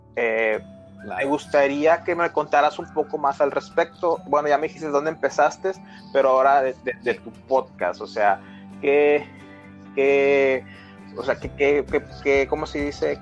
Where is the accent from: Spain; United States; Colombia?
United States; Brownsville, Texas; Somos de Bronzeville, Texas, es ciudad fronteriza con México, entonces hablamos mucho español por acá.